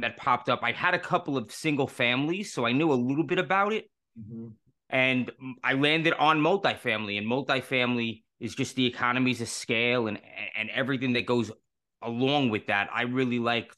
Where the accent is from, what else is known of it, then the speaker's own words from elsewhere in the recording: New York City, New York, United States; moved away as an adult; I was born and raised in New York City.